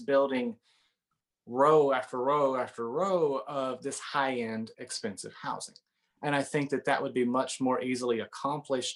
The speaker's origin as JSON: {"language": "English", "region": "Northeast Arkansas", "country": "United States", "tie": "born or raised there", "lives_now": "Siloam Springs, United States", "said": "I grew up in Northeast Arkansas, and so I grew up around agriculture and on livestock farming"}